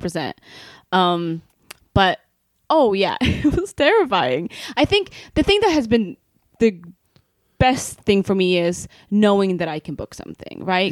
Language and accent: English; Sweden; moved away as an adult; now in Los Angeles, United States; I'm from Sweden, right? I came here from Sweden eight years ago.